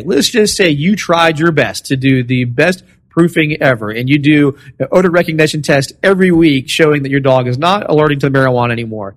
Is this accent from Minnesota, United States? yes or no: no; Florida, United States; I'm from Florida.